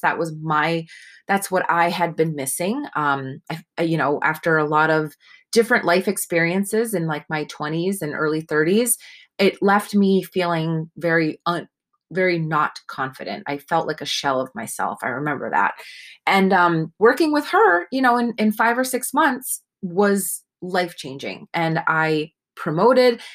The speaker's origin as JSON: {"language": "English", "region": "Northeast", "country": "United States", "tie": "born or raised there", "said": "I was raised in the Northeast"}